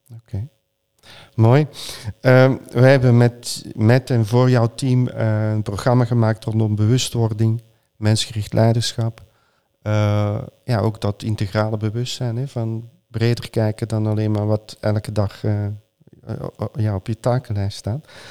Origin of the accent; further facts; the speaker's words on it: Flanders, Belgium; mijn geboorteland